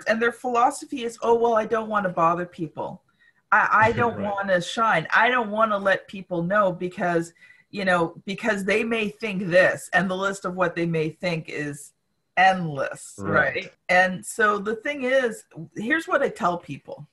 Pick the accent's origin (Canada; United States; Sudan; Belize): Canada; as a Canadian